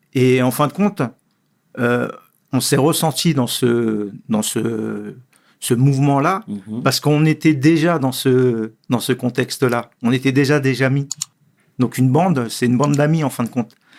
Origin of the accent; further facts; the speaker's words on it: Sarcelles, Île-de-France, France; je suis né à Sarcelles. Euh, le quartier, euh, le quartier où je suis né aussi a été très important